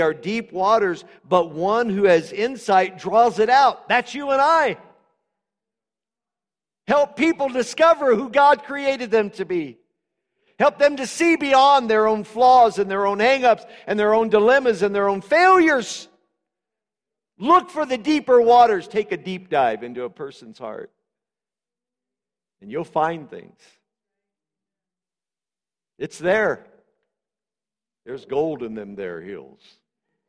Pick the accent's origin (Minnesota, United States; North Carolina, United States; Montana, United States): Montana, United States; Butte; "Where are you from?" Say Butte